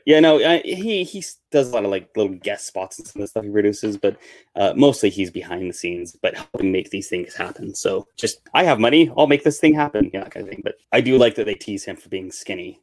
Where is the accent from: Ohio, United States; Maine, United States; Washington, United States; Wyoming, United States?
Wyoming, United States; I grew up in Wyoming where it snows half the time